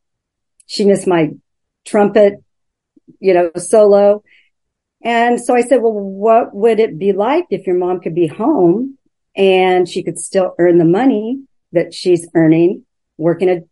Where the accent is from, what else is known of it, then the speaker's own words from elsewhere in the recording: Oregon, United States; moved away as an adult; now in Vancouver, United States; I'm from Oregon originally, but we moved up here about 8 years ago.